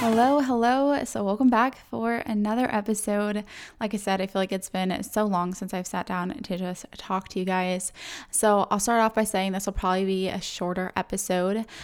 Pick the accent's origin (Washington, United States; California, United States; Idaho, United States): California, United States; San Diego; moved away; I'm from San Diego